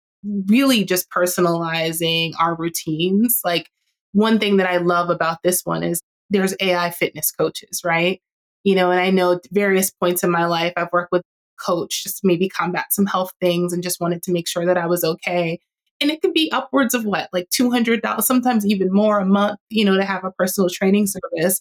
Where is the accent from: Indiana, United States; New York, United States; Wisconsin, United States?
New York, United States; New York City; I grew up in New York and I grew up in Queens